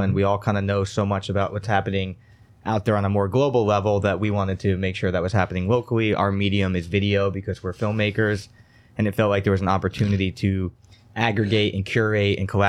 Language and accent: English; Stone Ridge, New York, United States; Yeah, I also grew up in the area. I was born at home in Stone Ridge area. Grew up in that kind of Onteora.